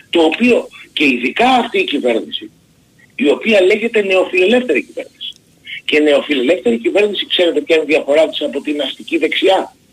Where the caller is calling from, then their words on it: Nikaia, Attica, Greece; από Νίκαια